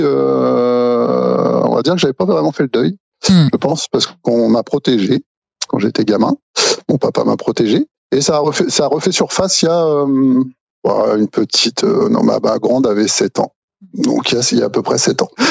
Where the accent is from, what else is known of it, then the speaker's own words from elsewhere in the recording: Normandy, France; je suis normand